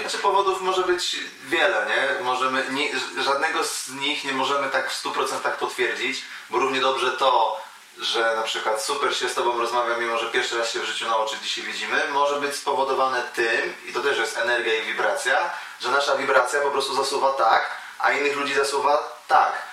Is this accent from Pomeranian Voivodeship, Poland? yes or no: no; Bytom, Silesian Voivodeship, Poland; now in Wrocław, Poland; ja jestem z Bytomia, mieszkam w Wrocławiu